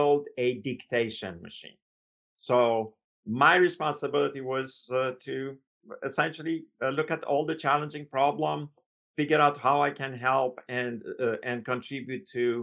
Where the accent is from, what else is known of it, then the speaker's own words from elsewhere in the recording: Iran; moved away as an adult; now in United States; I came from Iran, so I was a foreign student.